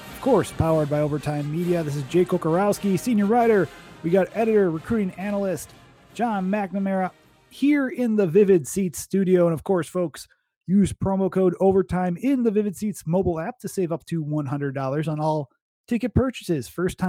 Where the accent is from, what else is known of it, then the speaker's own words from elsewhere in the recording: Wisconsin, United States; we're from Wisconsin